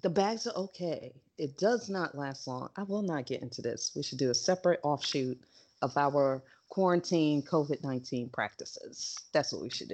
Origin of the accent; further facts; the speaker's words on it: New York, United States; I'm a New Yorker